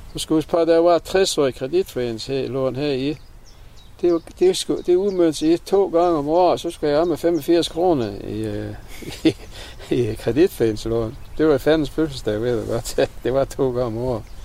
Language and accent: Danish; Vendsyssel, North Denmark Region, Denmark; accent: Vendelbomål; Vennelbomål her på vores egen